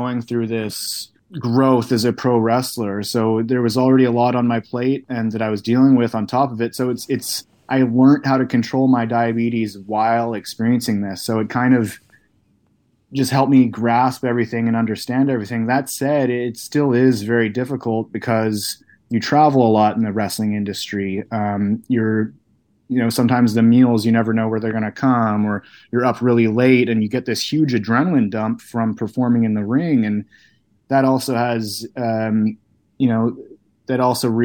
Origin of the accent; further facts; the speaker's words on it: Canada; being a kid from Canada